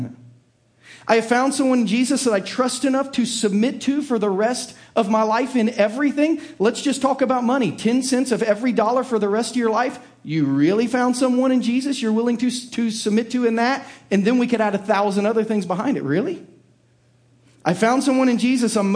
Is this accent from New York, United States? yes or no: no; Southern Ohio, United States; I was raised in the blue-collar hills of Southern Ohio